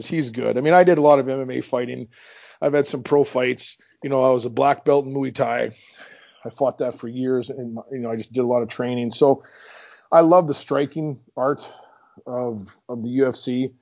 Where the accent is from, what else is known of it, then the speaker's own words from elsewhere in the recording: Meadow Lake, Saskatchewan, Canada; in my hometown, Meadow Lake